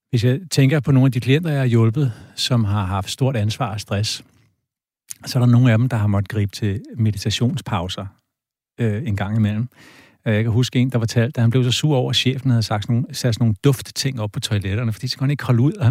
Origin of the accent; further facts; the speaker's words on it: Denmark; så er vi danskere enormt effektive.